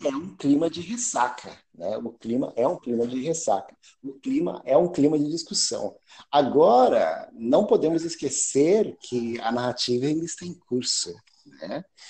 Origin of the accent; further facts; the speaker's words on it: Brazil; moved away as an adult; now in England, United Kingdom; eu nasci aí no Brasil, estudei História na USP, na gloriosa turma de 98